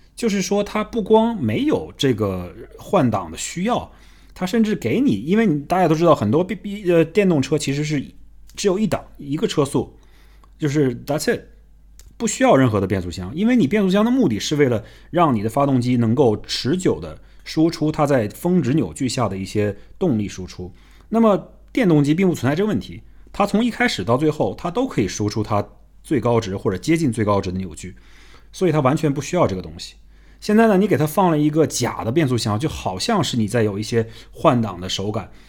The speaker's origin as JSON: {"language": "Chinese", "country": "China", "said": "我们中国人"}